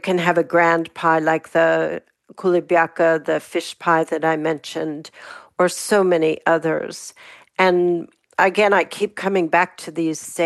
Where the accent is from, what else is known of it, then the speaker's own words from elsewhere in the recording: Pittsburgh, Pennsylvania, United States; I grew up in Pittsburgh